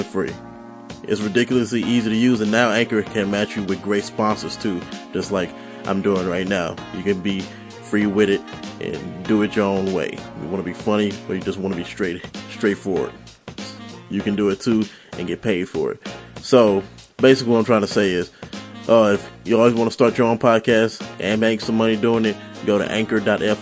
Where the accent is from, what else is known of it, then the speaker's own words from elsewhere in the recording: St. Louis, Missouri, United States; also born or lived in Las Vegas, Nevada; My hometown is basically St. Louis. But I was born here in Vegas